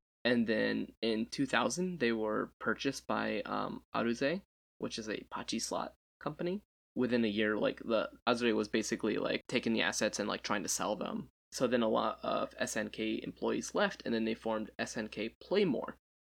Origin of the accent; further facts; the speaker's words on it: United States; Z-E-D. I'm American, so.